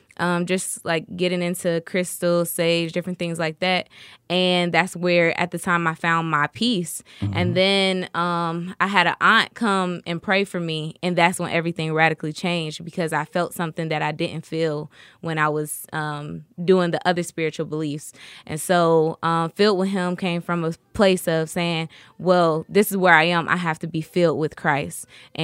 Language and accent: English; Dayton, Ohio, United States; now in Douglasville, United States; I'm a singer-songwriter. I was born and raised in Dayton, Ohio, but I currently live in Douglasville, Georgia with my husband and two daughters.